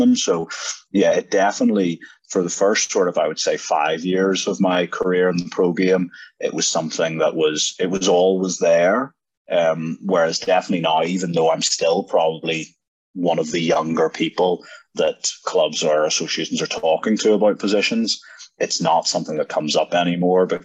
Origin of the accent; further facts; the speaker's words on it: Northern Ireland, United Kingdom; moved away as an adult; also born or lived in Belfast / Lisburn; growing up in Ireland.